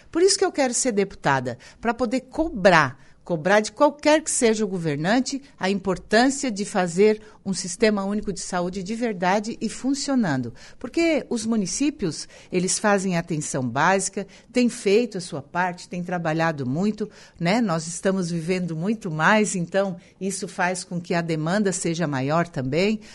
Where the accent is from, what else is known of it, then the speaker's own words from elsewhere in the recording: Araranguá, Santa Catarina, Brazil; also born or lived in Timbé do Sul / Florianópolis; eu Nasci no Timbé do Sul, mas desde muito cedo, com seis meses de vida, eu vim para Araranguá. Então, morei é, toda a minha infância e juventude na Vila São José